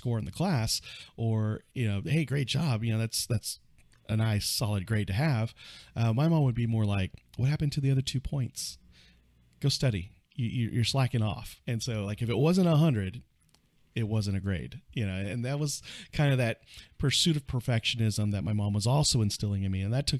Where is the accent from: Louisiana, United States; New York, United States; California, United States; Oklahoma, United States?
Oklahoma, United States; Fort Sill; born there; a couple years later, I was born in Fort Sill, Oklahoma. I grew up an Army brat.